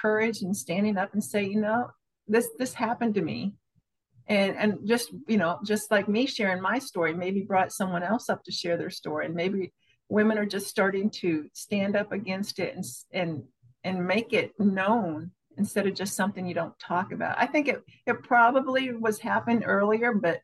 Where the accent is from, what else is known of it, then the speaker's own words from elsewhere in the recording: Pennsylvania, United States; now in Florida, United States; I was born in Pennsylvania. I'm a farm girl, quiet